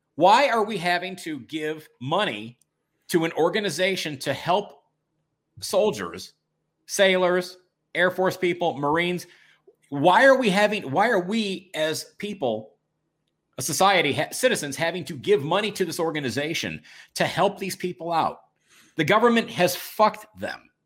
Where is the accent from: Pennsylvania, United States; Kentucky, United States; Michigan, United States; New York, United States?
Michigan, United States; Detroit; my hometown, your hometown, Detroit